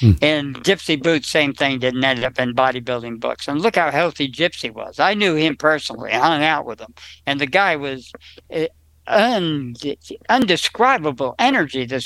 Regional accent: New Jersey, United States; now in California, United States; I was from New Jersey. We didn't even know what an avocado was.

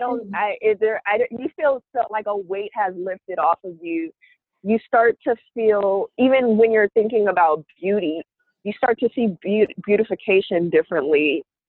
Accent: Oakland, California, United States; moved away as an adult; now in Brooklyn, United States; I am from Oakland, California. I reside, however, in Brooklyn, New York.

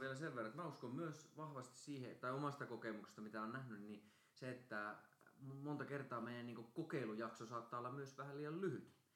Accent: Karstula, Central Finland, Finland; mä oon Karstulasta

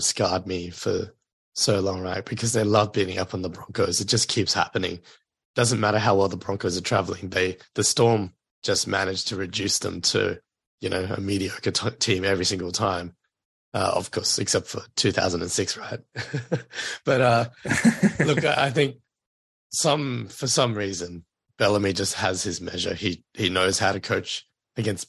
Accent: Queensland, Australia; as a Queenslander

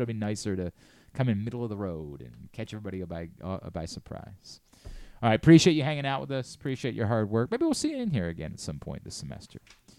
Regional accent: Maryland, United States; I'm from Maryland. I'm a radio host up there.

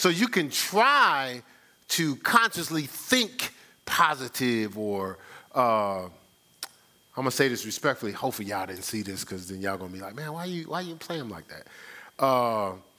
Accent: Newark, New Jersey, United States; I'm from Newark, New Jersey.

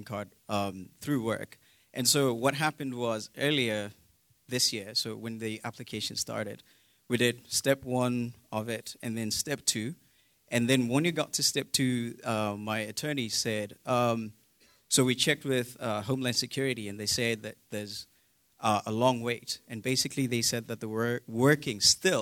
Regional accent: South Africa; now in United States; I'm from South Africa, so I've been here for quite some time

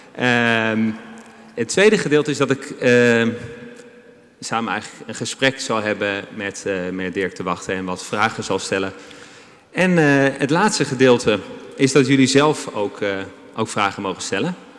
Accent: Amsterdam, North Holland, Netherlands; ons als Amsterdammers

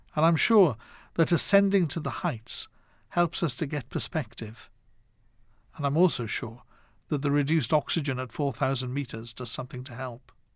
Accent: Wales, United Kingdom; Growing up in Wales

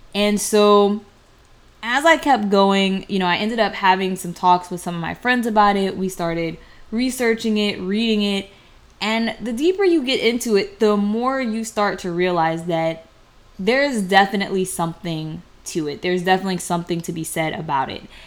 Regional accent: United States; people like myself that have been in America for so long that we don't know where we came from off the continent of Africa

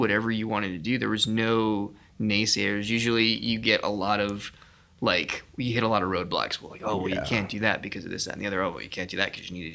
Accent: El Paso, Texas, United States; moved away as an adult; also born or lived in New York City; We're born and raised in El Paso, Texas

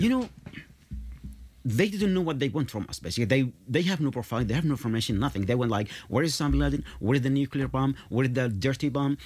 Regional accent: Yemen; moved away; I'm from Yemen.

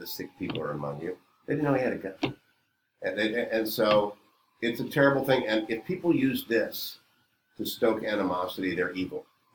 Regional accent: Warren, Ohio, United States; I grew up in Warren.

